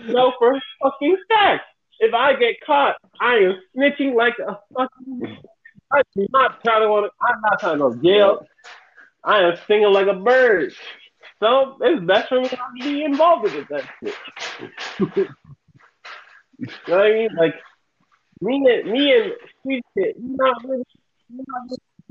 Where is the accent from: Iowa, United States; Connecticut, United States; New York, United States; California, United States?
Connecticut, United States; Bridgeport; when I was young, growing up in Connecticut, back in, when I was living in Bridgeport, I believe I was about 5 to 7